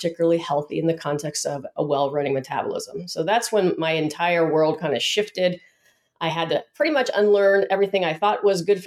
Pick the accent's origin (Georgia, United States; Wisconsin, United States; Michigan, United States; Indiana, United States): Georgia, United States; Atlanta; moved away as an adult; now in San Diego, United States; I came from Atlanta, Georgia